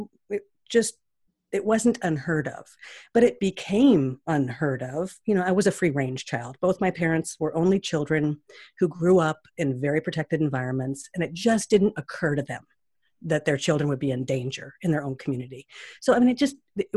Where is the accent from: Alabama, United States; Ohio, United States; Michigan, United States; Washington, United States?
Washington, United States; Seattle; when I was growing up there, it was a real confused town